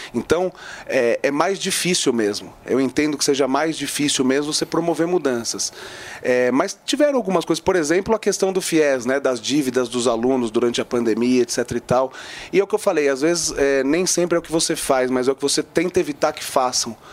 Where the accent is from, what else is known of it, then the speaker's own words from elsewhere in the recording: São Paulo, Brazil; Eu sou paulistano